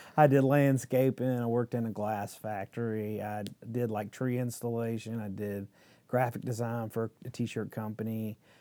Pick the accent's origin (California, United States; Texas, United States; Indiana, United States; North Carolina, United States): North Carolina, United States; Midland; I grew up in Midland, like on a farm